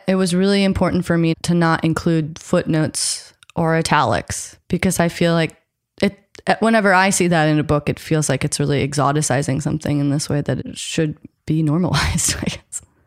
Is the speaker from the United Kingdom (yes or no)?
no; United States; I grew up American, I'm half white